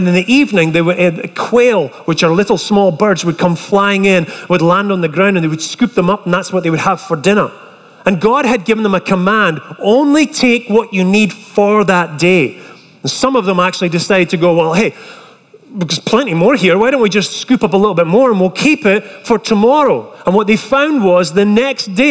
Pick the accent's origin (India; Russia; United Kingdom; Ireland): United Kingdom; Scotland; moved away as an adult; now in United States; I was fresh over from Scotland